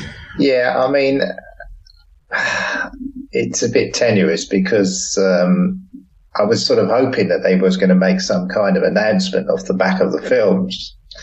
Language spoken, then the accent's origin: English; England, United Kingdom; now in Portugal